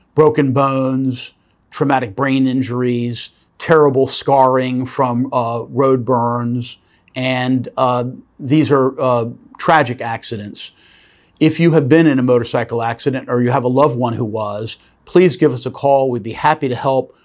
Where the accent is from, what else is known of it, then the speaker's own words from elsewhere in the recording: Norfolk, Virginia, United States; here in my hometown of Norfolk, Virginia